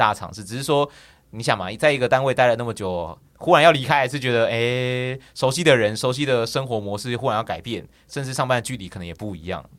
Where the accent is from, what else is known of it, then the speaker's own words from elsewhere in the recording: Taichung, Taiwan; moved away as an adult; now in Taipei, Taiwan; 呃，我是台中人，然后。我为什么会选择来台北？